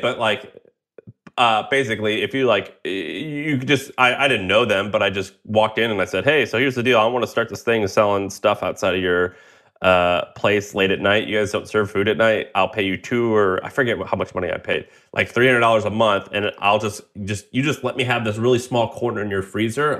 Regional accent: Missouri, United States; I'm from Missouri

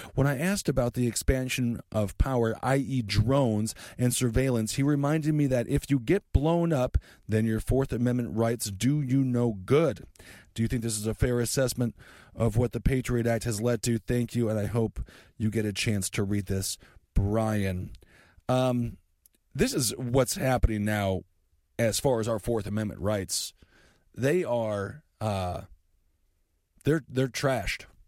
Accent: Fargo, North Dakota, United States; I was born in Fargo.

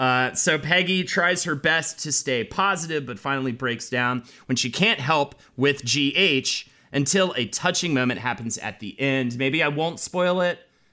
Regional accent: the South, United States; growing up in the South

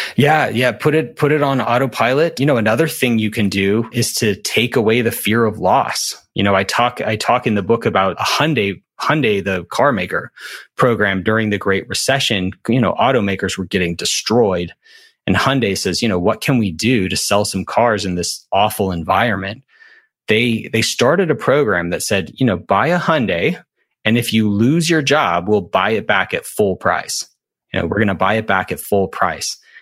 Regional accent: Alabama, United States; I'm from Alabama

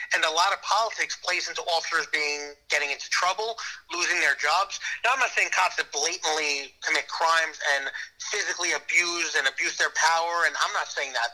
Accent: New York City, New York, United States; I grew up in Staten Island.

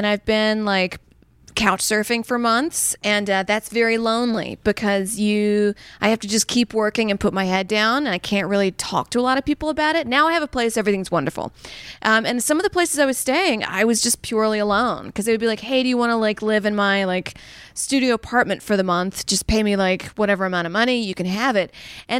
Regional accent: Saudi Arabia; because growing up in Saudi at the time, we just had powdered milk and like no ice cream.

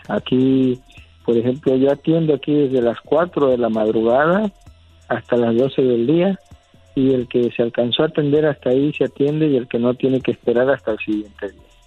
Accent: San Andrés Tuxtla, Veracruz, Mexico; also born or lived in Catemaco, Veracruz; nosotros somos de San Andrés de los Tuxlas, San Andrés de los Tuxtlas, aquí en Catemaco, Veracruz.

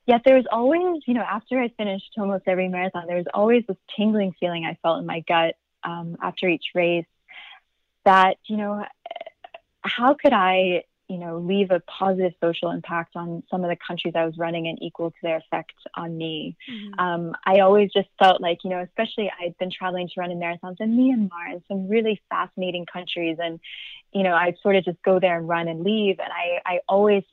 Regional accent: Atlanta, Georgia, United States; I'm originally from Atlanta, Georgia.

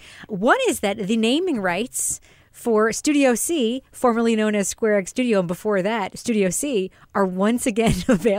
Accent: United Kingdom; you're younger than me, you're smoother than me, more American than me. I'm British, so that's not hard to do.

